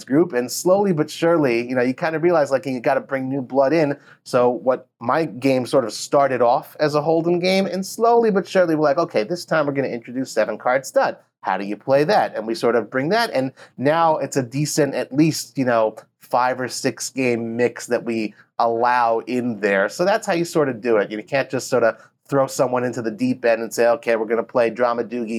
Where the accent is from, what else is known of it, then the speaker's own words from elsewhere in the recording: Los Angeles, California, United States; now in Israel; originally Los Angeles, but I live in Israel